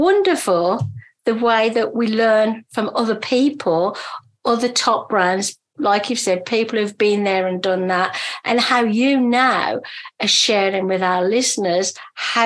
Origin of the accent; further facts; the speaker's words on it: Birmingham, West Midlands, United Kingdom; I come from Birmingham in England.